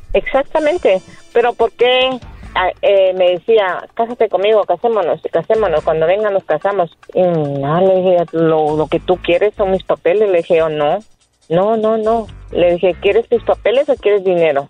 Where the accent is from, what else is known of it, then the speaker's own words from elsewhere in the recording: Guatemala; moved away; yo tenía 33 años que no regresaba a mi tierra